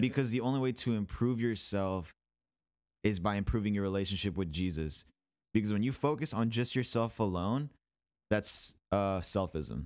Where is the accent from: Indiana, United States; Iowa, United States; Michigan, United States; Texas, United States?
Michigan, United States; now in Houston, United States; I'm from Michigan